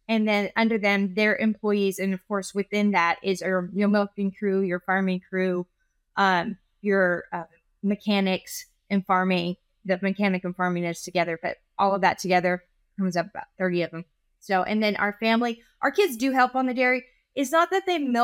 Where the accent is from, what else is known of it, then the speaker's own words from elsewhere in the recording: California, United States; now in Dublin, Texas, United States; I'm from California